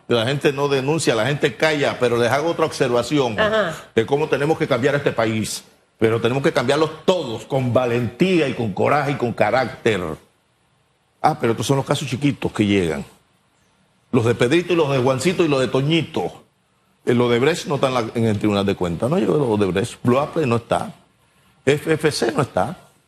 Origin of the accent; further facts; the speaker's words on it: La Villa de Los Santos, Los Santos, Panama; en mi pueblo, la Villa de los Santos, mi pueblo amado.